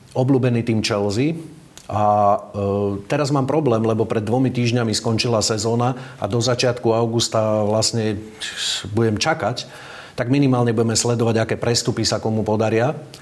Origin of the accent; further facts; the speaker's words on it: Upper Nitra, Trenčín Region, Slovakia; now in Bratislava, Slovakia; pochádzam z Hornej Nitry